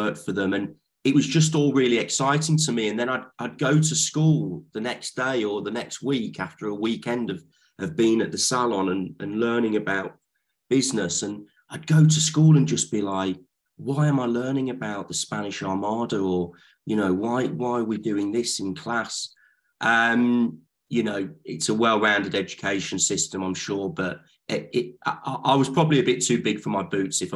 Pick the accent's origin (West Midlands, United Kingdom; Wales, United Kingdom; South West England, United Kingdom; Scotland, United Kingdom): West Midlands, United Kingdom; Lichfield; moved away as an adult; also born or lived in Leeds; now in London, United Kingdom; I grew up in Lichfield